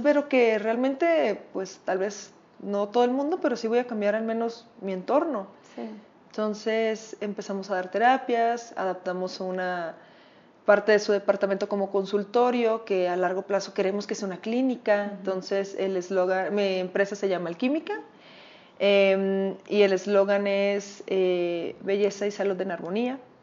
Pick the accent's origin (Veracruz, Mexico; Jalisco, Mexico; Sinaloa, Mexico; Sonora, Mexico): Sinaloa, Mexico; Culiacán; moved away as an adult; now in Mexico City, Mexico; Me mudo a la Ciudad de México, yo soy de Culiacán, Sinaloa